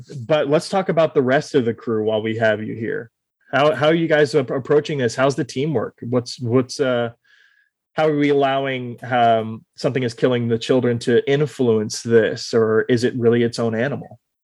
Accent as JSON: {"language": "English", "town": "Austin", "region": "Texas", "country": "United States", "tie": "born or raised there", "said": "I was born and raised here in Austin, Texas"}